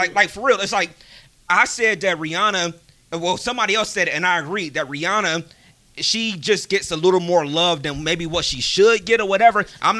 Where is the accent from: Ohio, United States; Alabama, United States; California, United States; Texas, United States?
Ohio, United States; Cleveland; we're from Cleveland